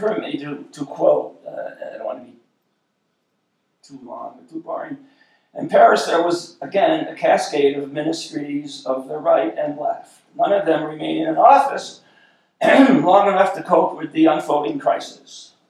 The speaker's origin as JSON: {"language": "English", "country": "Ireland", "said": "My favorite color was green. I'm Irish."}